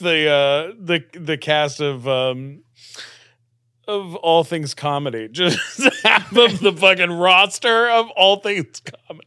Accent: Canada; now in United States; I'm a Canadian citizen

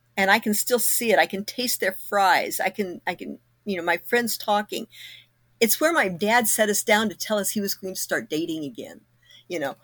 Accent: Kokomo, Indiana, United States; moved away; my hometown we moved away from Kokomo in nineteen seventy-two.

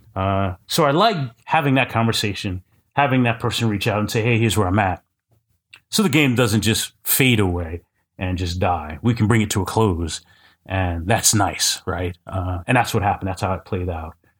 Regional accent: Kansas City, United States; I used to run a quarterly Kansas City R P G day

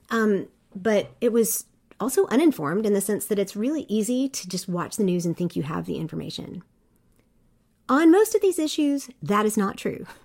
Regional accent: South Korea; I grew up overseas in Korea and as a white person, I was a minority

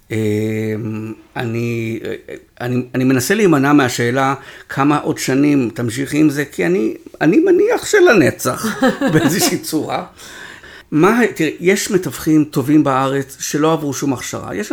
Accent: Israel; אנחנו ישראלים

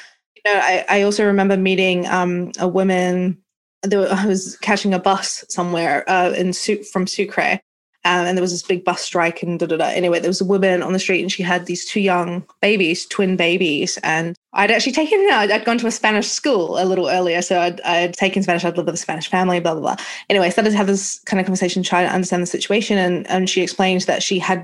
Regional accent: New Zealand; moved away as an adult; now in London, United Kingdom; I'm from New Zealand and I left home at 22 and went traveling around the world.

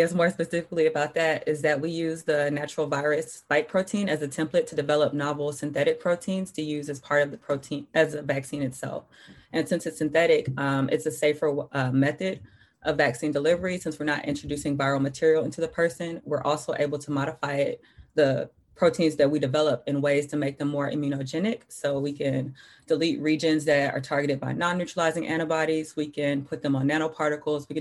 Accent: Atlanta, Georgia, United States; I'm originally from Atlanta, Georgia, and I attended Emory for undergrad

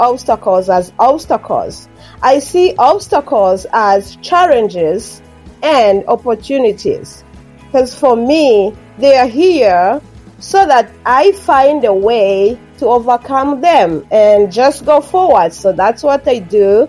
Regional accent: Rwanda; first language Kinyarwanda; English is a second language; moved away as an adult; now in Canada; I had my mother tongue, which is far from English. It's an African language, Kinyarwanda. And then I learned French in my elementary school and most of my high school. And then I was introduced to English mostly in my later years of high school and then at my undergrad education in Rwanda

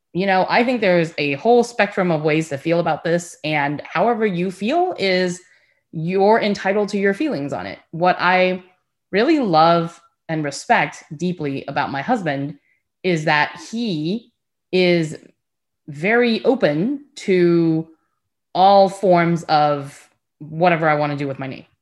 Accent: United States; because I was born here, I really don't speak English with an accent.

